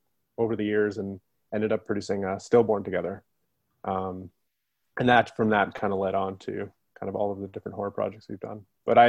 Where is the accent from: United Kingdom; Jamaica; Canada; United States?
Canada; Calgary, Alberta; also born or lived in Vancouver; Yeah, I grew up in Canada. I grew up kind of all over. We were a family that moved around a lot, but mostly Calgary, Alberta. And I moved out to Vancouver when I was like 18, 19.